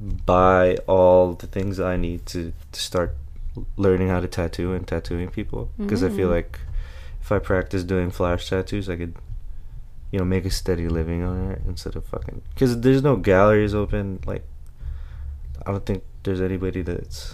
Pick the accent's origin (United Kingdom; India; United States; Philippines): Philippines; moved away; when I was growing up in the Philippines